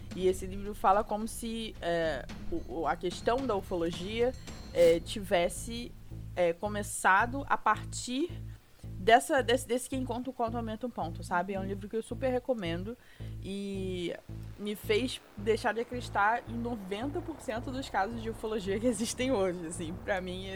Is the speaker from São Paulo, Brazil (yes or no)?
no; Rio de Janeiro, Brazil; moved away; Sou carioca